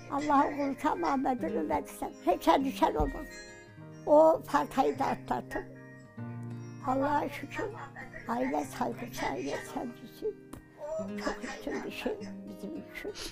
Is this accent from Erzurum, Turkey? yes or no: yes; Erzurum, Turkey; Ben Erzurum doğumluyum. İlkokul okudum Erzurum'da. Büyüdüm, ailemi tanıdım. Annem Erzurumlu Kümbetçi Hoca.